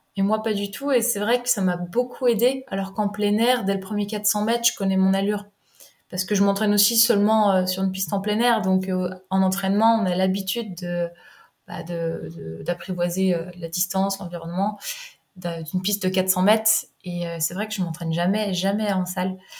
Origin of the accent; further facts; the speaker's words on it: Jura, Bourgogne-Franche-Comté, France; moved away as an adult; also born or lived in Rennes; je me suis retrouvée à Rennes, alors que je suis originaire du Jura